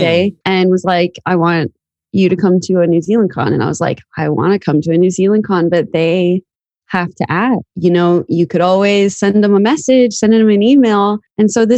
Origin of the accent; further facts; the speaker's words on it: Florida, United States; also born or lived in New York; I was born in New York, but I grew up in Florida. And so I've lived in Florida my whole life.